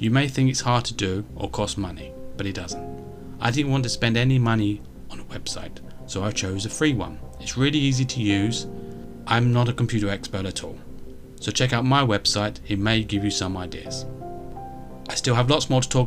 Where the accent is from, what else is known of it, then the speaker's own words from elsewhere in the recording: United Kingdom; I'm British and live in the UK